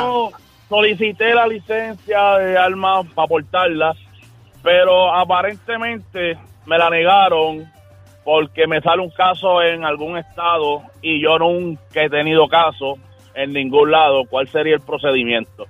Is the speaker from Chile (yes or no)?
no; Puerto Rico